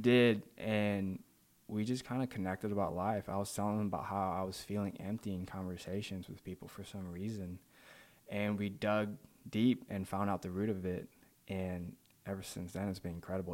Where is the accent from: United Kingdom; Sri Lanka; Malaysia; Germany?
Malaysia; moved away; also born or lived in Saint Louis, Missouri, United States; I'm originally from Malaysia. Um, I was born there and raised there until I moved to Saint Louis in two thousand nine.